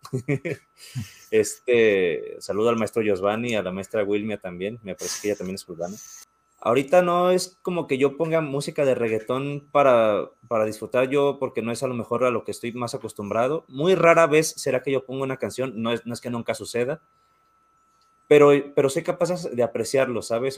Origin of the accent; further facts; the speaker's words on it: Mexico; yo soy mexicano